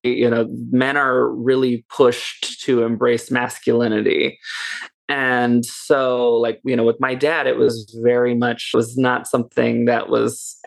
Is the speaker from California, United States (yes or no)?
yes; Dublin, California, United States; also born or lived in Oakland, California; when we were very young, she moved us to Dublin, California. We moved to the Tri-Valley